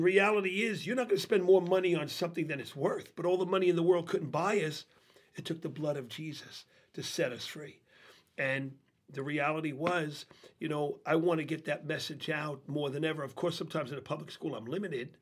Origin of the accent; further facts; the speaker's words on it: New York City, New York, United States; moved away as an adult; I grew up in New York City